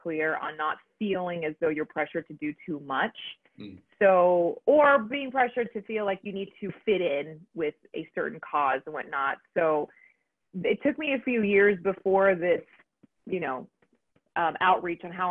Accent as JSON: {"language": "English", "region": "Texas", "country": "United States", "said": "I like to be a representation of my Mexican culture, that I Tex-Mex people"}